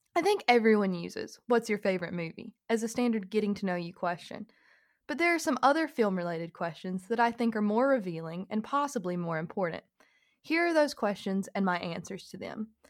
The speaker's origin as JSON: {"language": "English", "region": "Georgia", "country": "United States", "said": "I am from Georgia"}